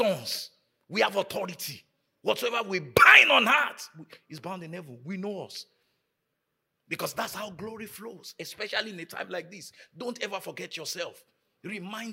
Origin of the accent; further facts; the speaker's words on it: Nigeria; moved away; growing up in Nigeria